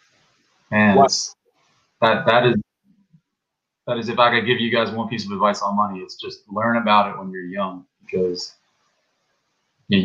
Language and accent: English; South Africa; also born or lived in California; now in South Florida, United States; So I'm from South Africa. I'm a white African